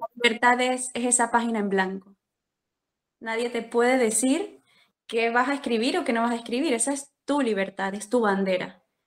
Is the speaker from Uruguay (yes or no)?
no; Venezuela; moved away as an adult; also born or lived in Colombia; now in Spain; soy venezolana